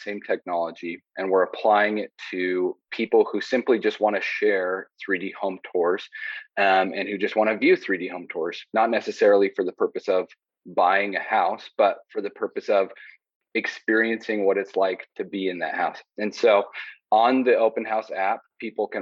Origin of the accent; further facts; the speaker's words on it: Southern Utah, United States; I grew up in Southern Utah